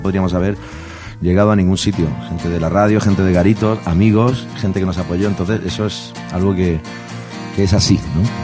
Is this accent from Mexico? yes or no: no; Murcia, Region of Murcia, Spain; moved away; yo no vivo ahí hace años, pero somos de Murcia, nos hemos criado en Murcia y somos un grupo de Murcia